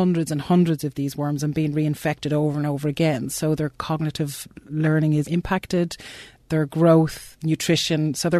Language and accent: English; Ireland; accent: Irish; moved away; So I'm Irish, you may guess from my accent. So I started my research career in Ireland